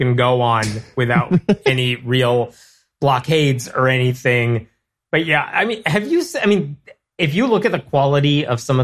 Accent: Chicago, Illinois, United States; I'm from Chicago

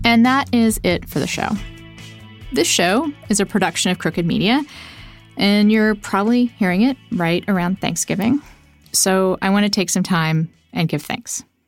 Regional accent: Texas, United States; Well, so I'm actually also from Texas, also raised by people who were raised in the Baptist church

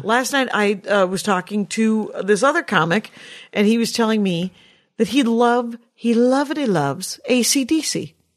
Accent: United States; we were raised here in the United States of America

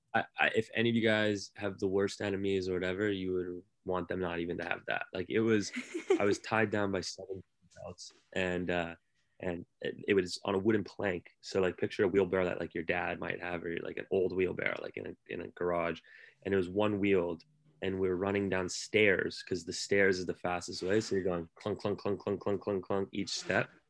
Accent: San Francisco, California, United States; moved away as an adult; now in New York, United States; as a California kid in, in San Francisco.

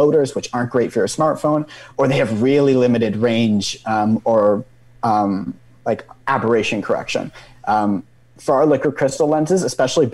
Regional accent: British Columbia, Canada; moved away as an adult; now in Waterloo, Canada; I'm actually from British Columbia myself

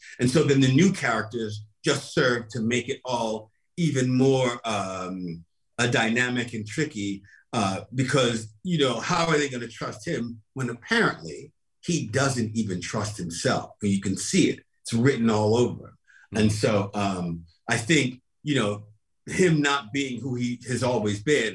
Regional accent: New York City, New York, United States; I grew up in Brooklyn

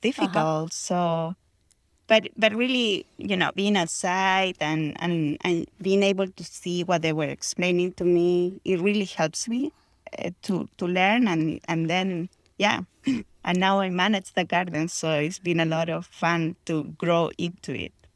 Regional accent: Chile; moved away as an adult; now in Houston, United States; I grew up in Chile

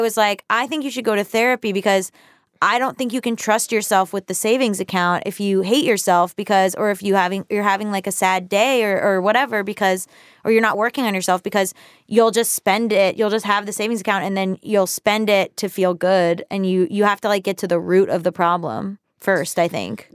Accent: the South, United States; now in Los Angeles, United States; I'm from the South

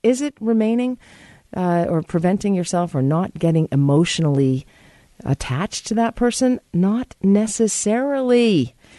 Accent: United States; I am American.

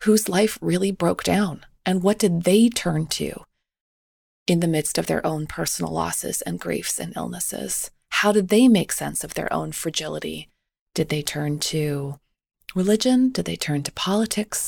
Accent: Canada; When I was growing up in Canada

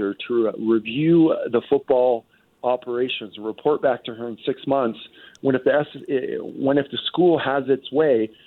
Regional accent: Port Moody, British Columbia, Canada; as a kid growing up in Port Moody

